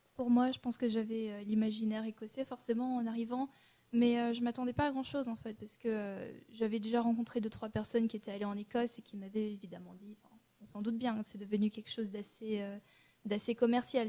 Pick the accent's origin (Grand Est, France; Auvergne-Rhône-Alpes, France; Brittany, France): Auvergne-Rhône-Alpes, France; Annecy; je suis née à Annecy